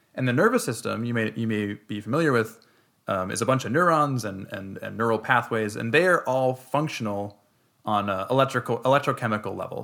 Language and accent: English; Minnesota, United States; we're from Minnesota.